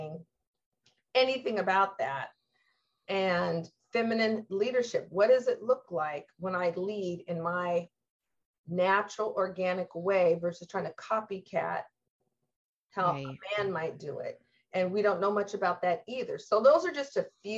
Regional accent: Lacey, Washington, United States; growing up in Lacey, we had an older house

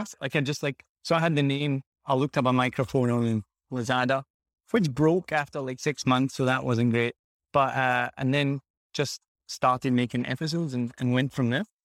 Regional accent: Glasgow, Scotland, United Kingdom; moved away as an adult; also born or lived in United States / Australia / New Zealand; now in Vietnam; I'm from Glasgow in Scotland originally, and I, I left when I was, like, twenty years old.

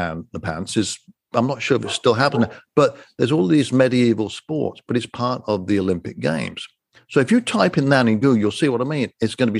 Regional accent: just outside of Coventry, West Midlands, United Kingdom; moved away; I was born and raised just outside of Coventry, but wasn't really in the true English countryside

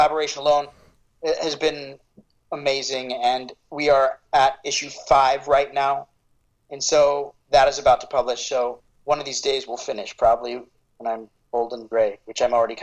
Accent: Phoenix, Arizona, United States; I grew up in Phoenix. I love Phoenix

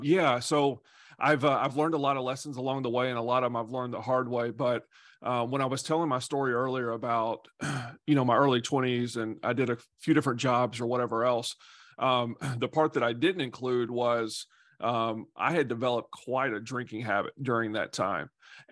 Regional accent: Nashville, Tennessee, United States; So I grew up in Nashville, Tennessee.

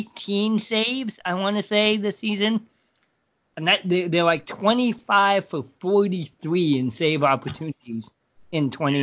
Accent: Oregon, United States; moved away as an adult; now in Illinois, United States; I grew up in Oregon

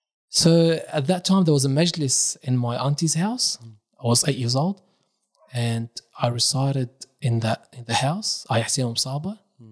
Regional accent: Karbala, Karbala Governorate, Iraq; born there; moved away; I was born in Iraq, in Karbala, beside Abu Abdullah al-Hussein.

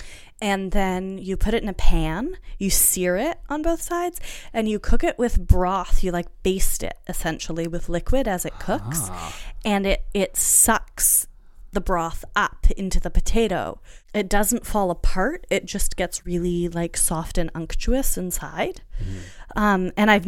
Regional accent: France; It's true. I was raised in French food culture.

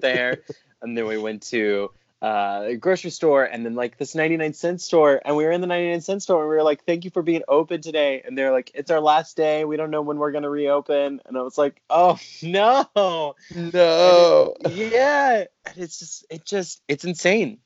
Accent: South Carolina, United States; moved away; I'm from South Carolina originally

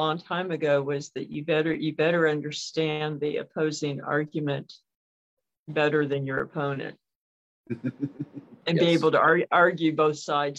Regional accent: the South, United States; accent: Southern

